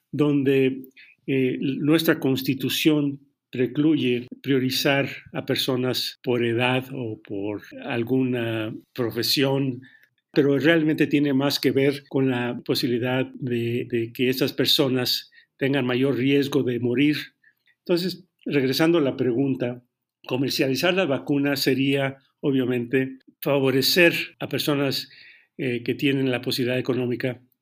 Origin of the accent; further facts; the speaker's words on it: Mexico; porque al final del día todos somos mexicanos